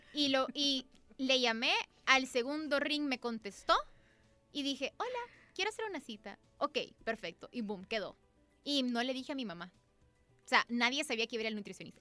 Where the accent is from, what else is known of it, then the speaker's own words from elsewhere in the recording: El Salvador; así somos los salvadoreños